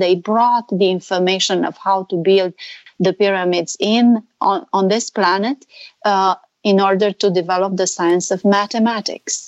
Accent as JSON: {"language": "English", "country": "Romania", "moved": "yes", "lives_now": "California, United States", "said": "I'm not Hungarian. I'm from Romania"}